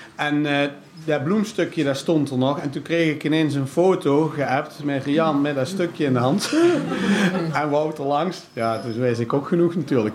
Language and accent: Dutch; Zeeland, North Brabant, Netherlands; also born or lived in Langenboom / Wanroij; wij hebben altijd gewoond op de Witte Dellen in Zeeland